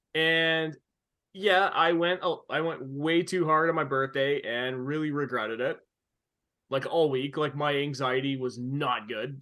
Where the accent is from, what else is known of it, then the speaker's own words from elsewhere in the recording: Canada; a kid growing up in Canada